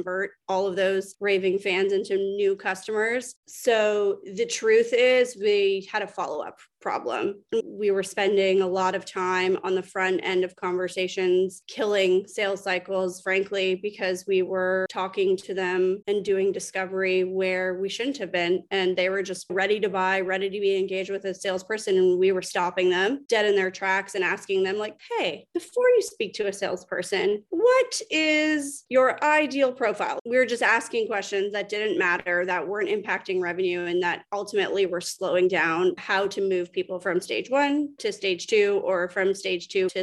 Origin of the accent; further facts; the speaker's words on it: Canada; moved away as an adult; now in Atlanta, United States; I'm Canadian, moved down to Atlanta, relocated to the US probably 7 years